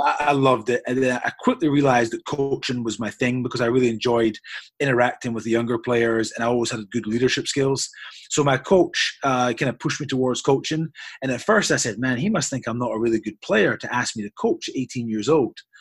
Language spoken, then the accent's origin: English; Scotland, United Kingdom; moved away as an adult; now in United States; I hail from Scotland. Um, I was born in Scotland, UK. Um, and I was there till I was 24 years old.